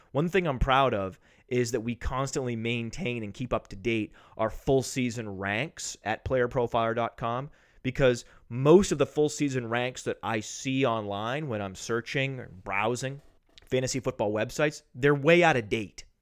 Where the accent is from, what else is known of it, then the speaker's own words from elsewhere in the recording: Maine, United States; I grew up in Maine. I am from New England.